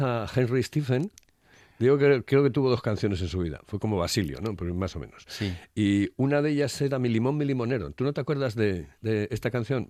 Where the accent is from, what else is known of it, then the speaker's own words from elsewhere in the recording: Asturias, Spain; los asturianos